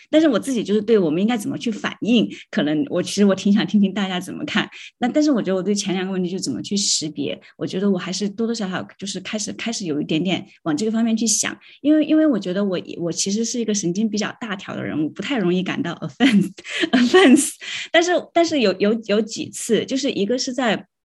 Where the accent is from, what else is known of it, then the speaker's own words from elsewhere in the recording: China; first language Chinese; moved away as an adult; 但是我从中国来的，我用中文